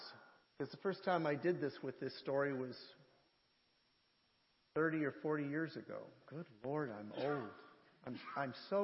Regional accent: Canada; I'm the Canadian

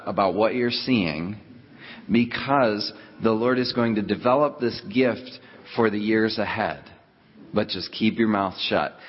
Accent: Rochester, New York, United States; I'm from Rochester, New York

